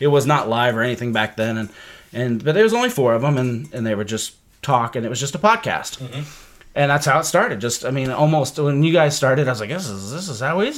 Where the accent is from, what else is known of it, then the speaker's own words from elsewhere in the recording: Decatur, Illinois, United States; moved away as an adult; also born or lived in Dayton, Ohio / Greenville, South Carolina; I moved right after high school from Decatur, Illinois, which is a crappy town no one ever wants to live